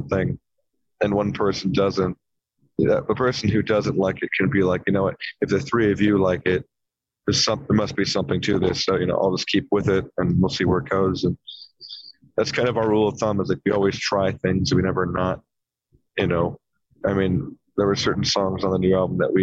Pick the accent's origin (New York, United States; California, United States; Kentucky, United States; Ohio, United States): California, United States; Orange County; we're four guys from Orange County, California. We live 15 minutes from Disneyland